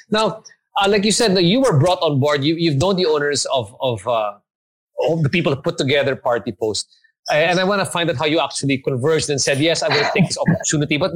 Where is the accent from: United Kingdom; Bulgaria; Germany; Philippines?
Philippines; no, actually, I'm, I'm Korean and I was born and raised in the Philippines.